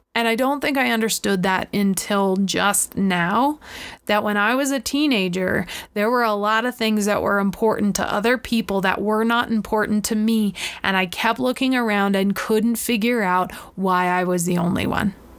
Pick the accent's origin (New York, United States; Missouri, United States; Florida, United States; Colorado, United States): Florida, United States; I grew up in Florida at the beach.